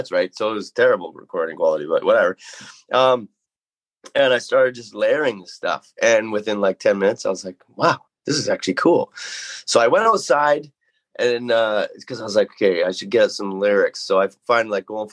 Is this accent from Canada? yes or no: yes; Metchosin, British Columbia, Canada; I grew up out in Machosin here